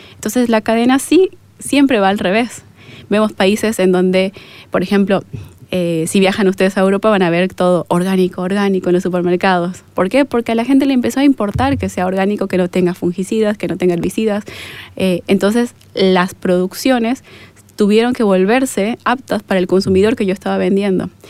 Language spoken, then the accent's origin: Spanish; Bolivia; yo tengo dudas como boliviana